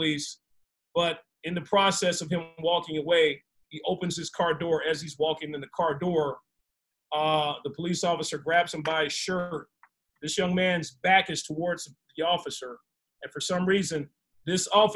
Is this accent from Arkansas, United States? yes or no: yes; Arkansas, United States; I'm from Arkansas